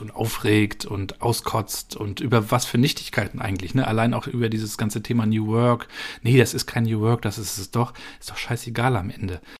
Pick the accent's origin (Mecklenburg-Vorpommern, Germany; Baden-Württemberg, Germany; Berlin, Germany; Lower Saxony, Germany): Mecklenburg-Vorpommern, Germany; Rostock; moved away as an adult; also born or lived in Darmstadt; bin auch aus Rostock mal raus, bin ins Rhein-Main-Gebiet gegangen, nach Darmstadt